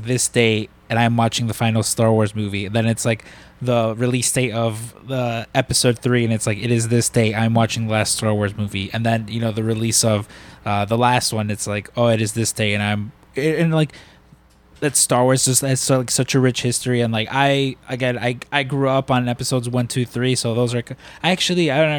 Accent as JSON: {"language": "English", "town": "Chicago", "region": "Illinois", "country": "United States", "tie": "born or raised there", "said": "I was born and raised in the city too. You know, I was born up here on the north side"}